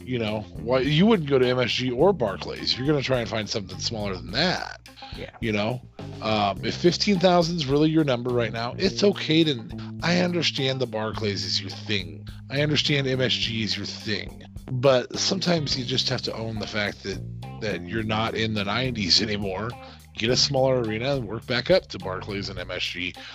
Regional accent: Nebraska, United States; we are from Nebraska

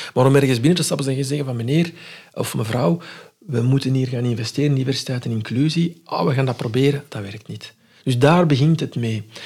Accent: Morocco; moved away; van onze cultuur, van waar ik vandaan kom in Marokko

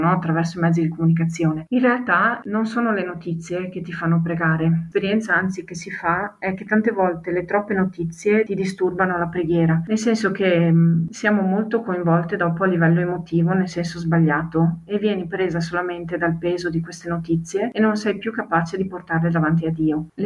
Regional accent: Sarmeola, Veneto, Italy; Ho 35 anni e provengo dalla parrocchia di Sarmeola.

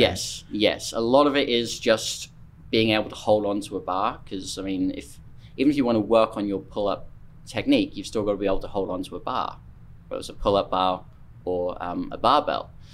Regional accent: Norfolk, East of England, United Kingdom; moved away as an adult; now in United States; I'm from uh, Norfolk on the east coast of England

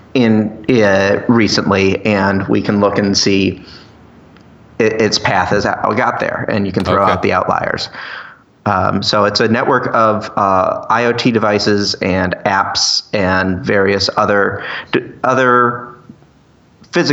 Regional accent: Ohio, United States; I'm from Ohio

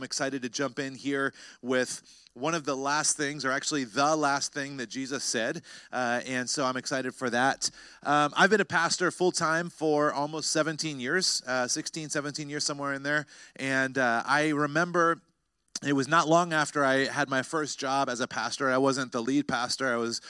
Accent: North Carolina, United States; I remember when I was a teenager, I grew up in North Carolina

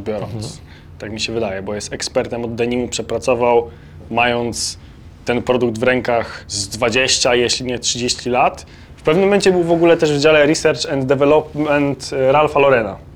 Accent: Poland; jesteśmy z Polski

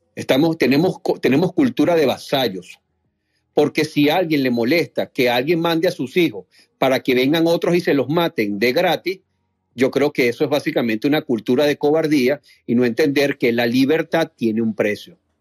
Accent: Venezuela; lo voy a hablar desde como, como venezolano

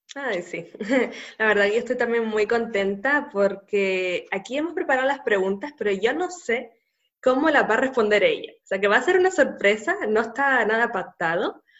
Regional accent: Canary Islands, Spain; nacida en Canarias

